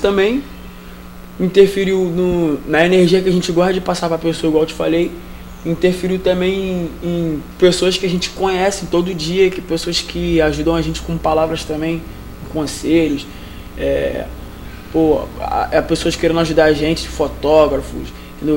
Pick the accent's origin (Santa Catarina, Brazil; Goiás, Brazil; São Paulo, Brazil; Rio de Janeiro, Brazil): Rio de Janeiro, Brazil; sou do Rio de Janeiro, Vila Militar, Magalhães Bastos.